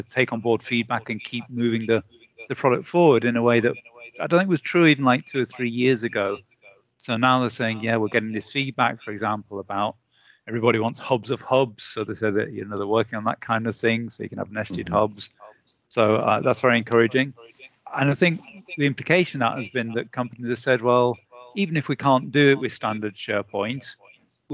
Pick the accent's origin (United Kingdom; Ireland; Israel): United Kingdom; I'm British